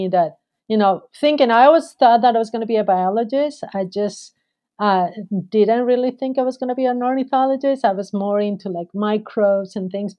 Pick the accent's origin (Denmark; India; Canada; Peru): Peru; moved away; So I grew up in a city, but I have a lot of opportunities to go into like the countryside, and especially growing up in Peru